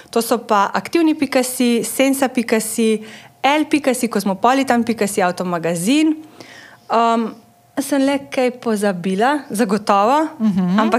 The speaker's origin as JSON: {"language": "Slovenian", "region": "Carinthia", "country": "Slovenia", "lives_now": "Ljubljana, Slovenia", "said": "Jaz prihajam iz Koroške."}